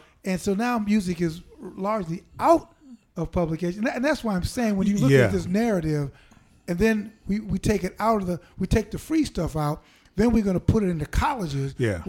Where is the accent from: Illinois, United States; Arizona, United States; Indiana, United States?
Illinois, United States; Chicago; I'm from Chicago